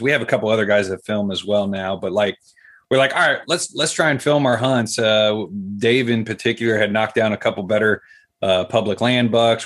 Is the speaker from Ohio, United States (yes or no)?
yes; Columbus, Ohio, United States; City Kid, Columbus, Ohio, like the capital